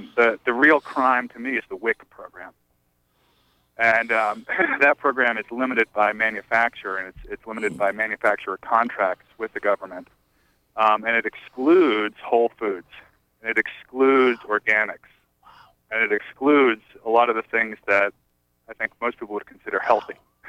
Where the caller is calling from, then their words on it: Belfast, Maine, United States; I'm calling from Belfast. And I actually work at the co-op here in town.